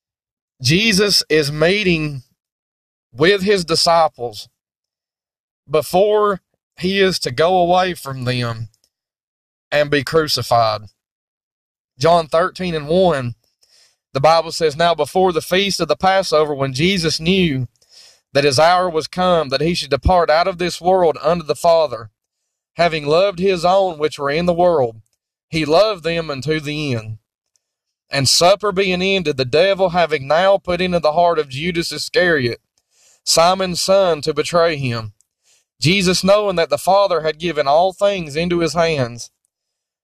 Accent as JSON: {"language": "English", "country": "United States", "said": "I'm speaking as an American, as a Christian living in the United States of America"}